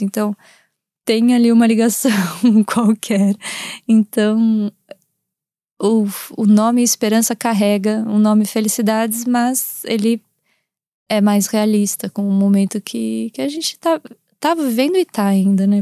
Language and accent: Portuguese; Brazil; moved away as an adult; also born or lived in Portugal; os meus traços que eu carrego por eu ser do Brasil e, enfim, e ter crescido lá e ser brasileira